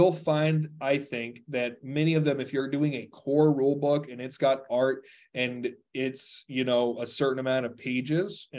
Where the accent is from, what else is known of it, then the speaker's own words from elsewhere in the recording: Texas, United States; I'm a Texan. Interrupting is part of conversation where I come from.